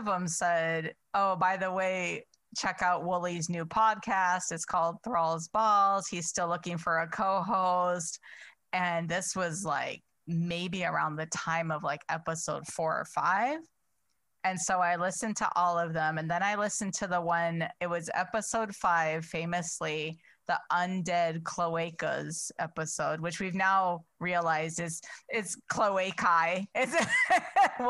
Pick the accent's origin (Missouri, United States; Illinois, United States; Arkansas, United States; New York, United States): Illinois, United States; Chicago; I'm from Chicago